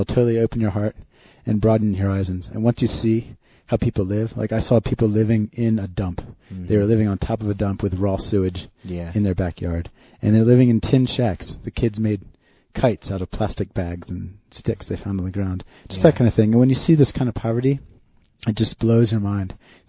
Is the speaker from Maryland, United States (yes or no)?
yes; Eastern Shore of Maryland, United States; moved away; also born or lived in Virginia; I grew up in the slower, lower eastern shore of Maryland.